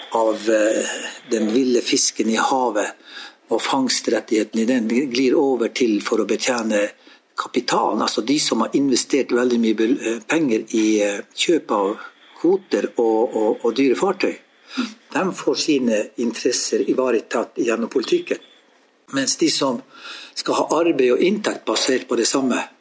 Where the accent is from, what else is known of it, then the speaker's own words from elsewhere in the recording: Jakobselv, Finnmark, Norway; hjemme i Jakobselv